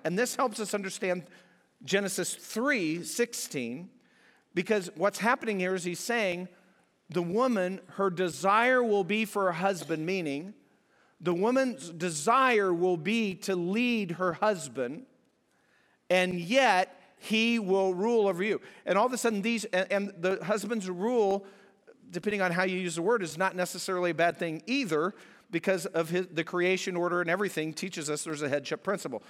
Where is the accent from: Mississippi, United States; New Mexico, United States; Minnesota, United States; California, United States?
New Mexico, United States; New Mexico and southern Colorado, United States; moved away; I'm from out west. I grew up in New Mexico and southern Colorado